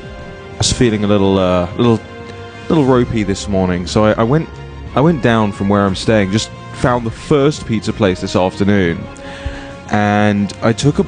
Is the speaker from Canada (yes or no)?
no; United Kingdom; moved away; In the UK, we have things called constituency surgeries.